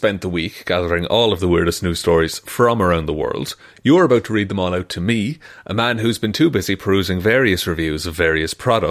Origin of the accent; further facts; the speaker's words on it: Ireland; my hometown, our Gaelic football team